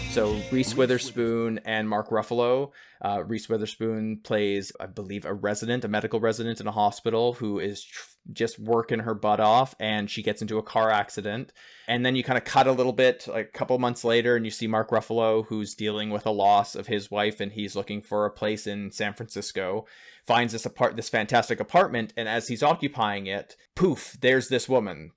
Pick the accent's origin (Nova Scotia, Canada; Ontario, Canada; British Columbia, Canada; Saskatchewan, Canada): Ontario, Canada; Northern; moved away as an adult; also born or lived in Toronto; coming from a small hick town up in Northern Ontario of five thousand people